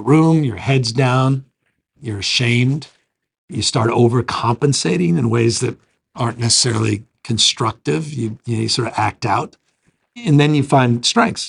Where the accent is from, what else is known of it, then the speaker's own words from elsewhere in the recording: San Francisco, California, United States; born and raised in San Francisco.